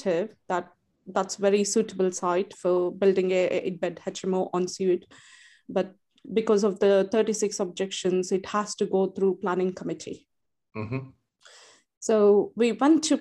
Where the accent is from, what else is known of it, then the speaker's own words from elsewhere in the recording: India; also born or lived in Sandwell, West Midlands; now in United Kingdom; I was born and brought up in India